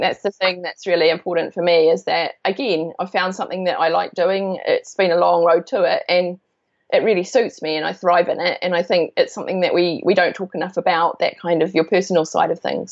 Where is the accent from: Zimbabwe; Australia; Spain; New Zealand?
New Zealand; moved away as an adult; also born or lived in London, United Kingdom; I am from New Zealand. I grew up here, but I lived in U- in um, London in the UK for 17 years